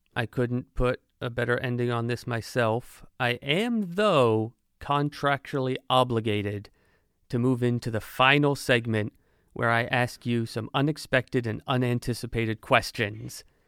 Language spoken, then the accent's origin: English; Monmouth County, New Jersey, United States; now in Pensacola, United States; as someone who has lived in New Jersey, I'm originally from New Jersey